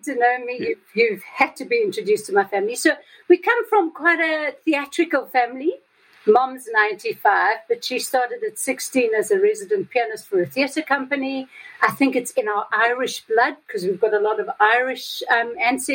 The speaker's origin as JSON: {"language": "English", "country": "South Africa", "also_born_or_lived": "Johannesburg", "said": "I'm from South Africa with the whole apartheid history"}